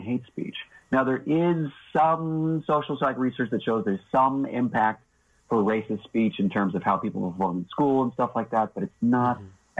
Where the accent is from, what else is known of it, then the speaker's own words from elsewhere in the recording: the South, United States; I'm a Southerner